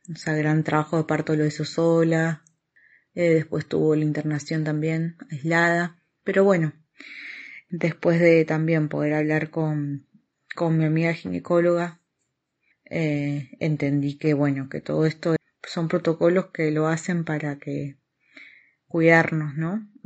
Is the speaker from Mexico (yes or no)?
no; Argentina; now in Oviedo, Spain; soy argentina, tengo 37 años, vivo en Oviedo, estoy embarazada de 33 semanas